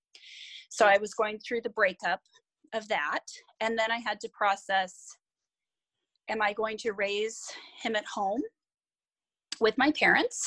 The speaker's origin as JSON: {"language": "English", "town": "San Diego", "region": "California", "country": "United States", "tie": "born or raised there", "moved": "as an adult", "said": "I grew up in San Diego with my parents and older brother"}